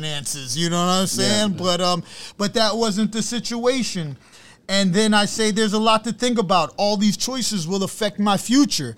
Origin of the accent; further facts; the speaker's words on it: New York City, New York, United States; I'm from Brooklyn, Brownsville